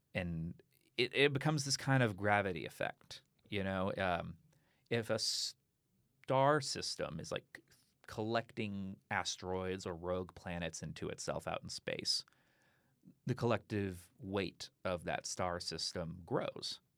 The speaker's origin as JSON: {"language": "English", "town": "Austin", "region": "Texas", "country": "United States", "lives_now": "Houston, United States", "said": "I'm from Austin originally"}